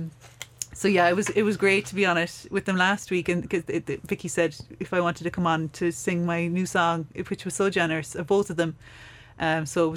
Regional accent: Buttevant, Munster, Ireland; now in West Cork, Ireland; I'm from North Cork. I'm from like Buttevant.

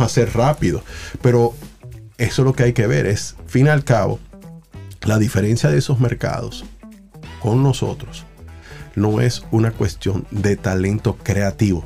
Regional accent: Dominican Republic; no me veían como dominicano

